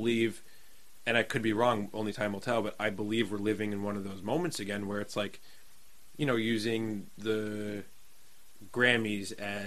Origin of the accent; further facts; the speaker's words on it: New Jersey, United States; growing up in Jersey scene